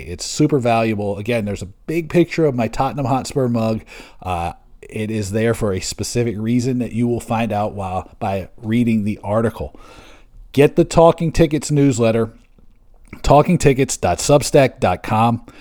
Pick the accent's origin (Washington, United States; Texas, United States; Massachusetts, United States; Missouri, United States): Washington, United States; Seattle; moved away; also born or lived in Bremerton, Washington; my hometown of Seattle. I was born in Bremerton, right across the Puget Sound